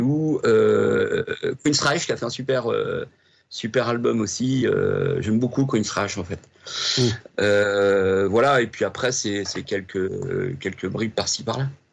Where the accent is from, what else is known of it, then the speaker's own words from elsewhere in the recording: Rouen, Normandy, France; je suis né à Rouen hmm. en 61, 1961